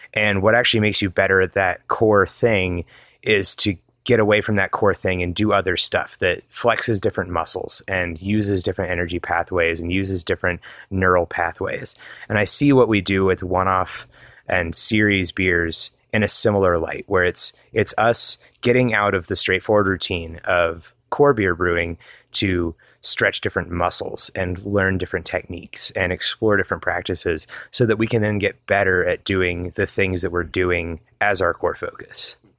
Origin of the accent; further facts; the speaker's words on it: Georgia, United States; also born or lived in Atlanta / Wheat Ridge, Colorado; now in Denver area, United States; I grew up in Georgia